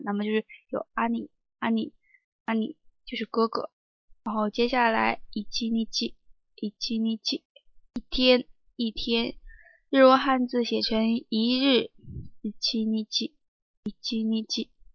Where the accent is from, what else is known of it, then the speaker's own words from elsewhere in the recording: Sichuan, China; 我的话我是四川人，那么可能是就是N和L这两个音分得不是太清